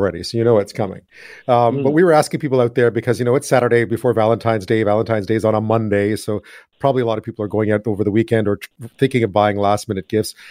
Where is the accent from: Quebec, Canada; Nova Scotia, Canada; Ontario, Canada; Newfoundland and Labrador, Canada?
Quebec, Canada; I grew up in Quebec.